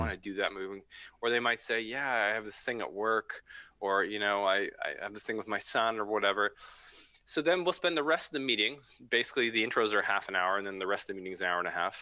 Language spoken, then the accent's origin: English; Vancouver, British Columbia, Canada; now in Squamish, Canada; Yeah, I'm from Vancouver. Grew up in Vancouver.